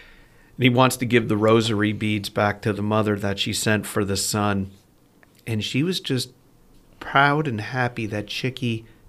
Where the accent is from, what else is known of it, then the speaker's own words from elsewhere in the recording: New York, United States; growing up in Metropolitan New York, the other big beer up there was Schaefer.